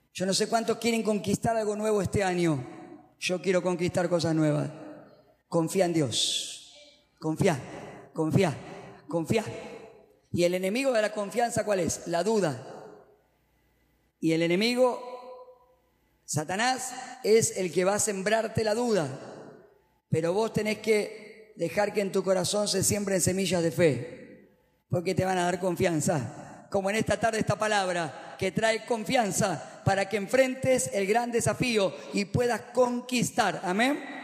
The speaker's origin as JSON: {"language": "Spanish", "country": "Argentina", "said": "los predicadores acá en Argentina, no sé por qué hablamos en el castellano neutro"}